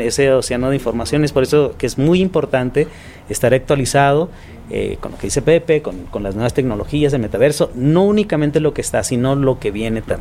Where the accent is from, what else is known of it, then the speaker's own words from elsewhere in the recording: Tijuana, Baja California, Mexico; yo soy originario de Tijuana